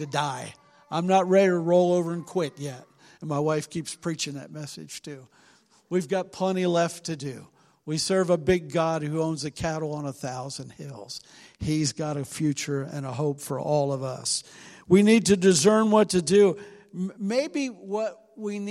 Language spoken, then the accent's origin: English; Cincinnati, Ohio, United States; now in Willard, United States; we're from Cincinnati. We're used to big city living